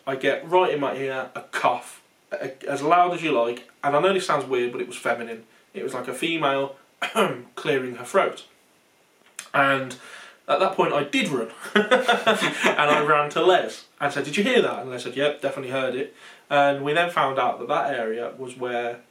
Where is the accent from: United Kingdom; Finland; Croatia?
United Kingdom; not far from Smethwick, West Midlands; accent: local Smethwick-area accent; So anyone from the UK can probably tell by our accent that we're not far from Smethwick.